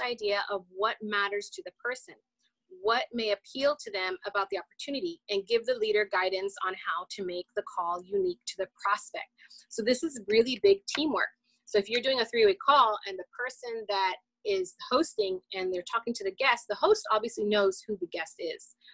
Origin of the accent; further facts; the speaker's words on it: Los Angeles, California, United States; moved away; I'm from Los Angeles. I'm originally from Los Angeles.